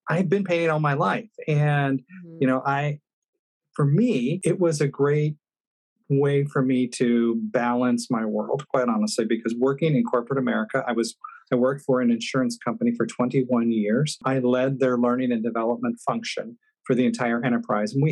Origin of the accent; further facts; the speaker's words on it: Fairfield, Ohio, United States; moved away; I was born and raised in Ohio.